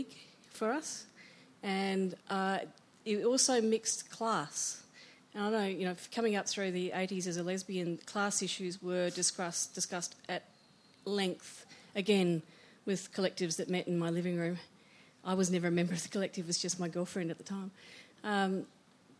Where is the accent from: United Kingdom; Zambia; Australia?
Australia; Western Australia; I grew up in Western Australia